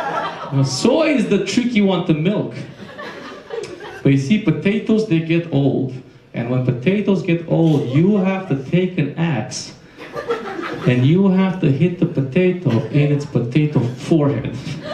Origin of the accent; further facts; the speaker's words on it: Romania; English is a second language; when I was growing up in Romania, there was a lot of dogs running the streets